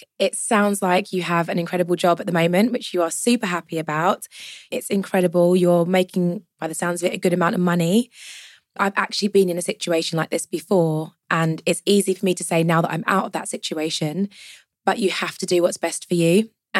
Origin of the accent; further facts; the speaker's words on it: Jamaica; So I'm Jamaican, so family events always go with Tupperware because there's always food left over.